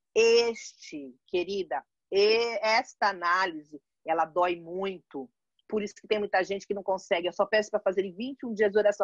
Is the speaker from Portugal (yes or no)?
no; São Paulo, Brazil; moved away as an adult; also born or lived in Santos, Brazil; now in London, United Kingdom; sou brasileira, 57 anos, mãe de uma garota de 25, que eu chamo de garota, né, mas já é uma mulher de 25. Sou paulista.